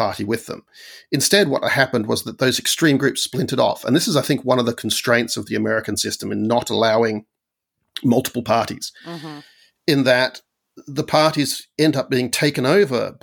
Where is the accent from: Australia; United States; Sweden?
Australia; when I was growing up in Australia